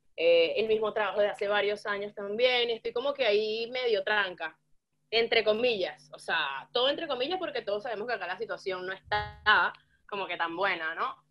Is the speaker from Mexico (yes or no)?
no; San Felipe, Yaracuy, Venezuela; moved away as an adult; also born or lived in Barquisimeto, Venezuela; now in Argentina; tuve una época en Barquisimeto ya después de la universidad, trabajando, viviendo, pero nací en San Felipe